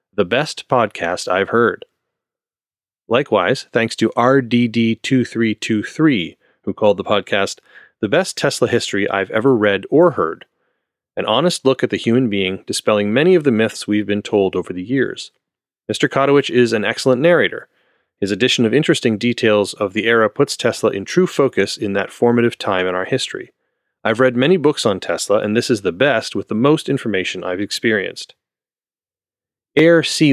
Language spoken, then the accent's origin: English; Canada; I am Canadian, so apologizing is kind of my cultural heritage.